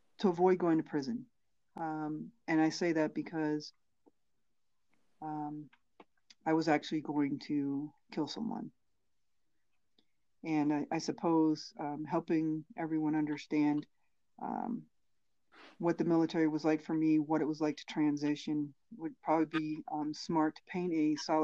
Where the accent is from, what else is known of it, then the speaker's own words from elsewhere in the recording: Maryland, United States; I'm originally from Maryland